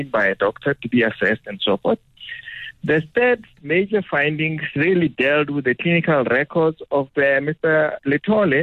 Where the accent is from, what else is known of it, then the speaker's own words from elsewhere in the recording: Capricorn District, Limpopo, South Africa; I come from that part of the world.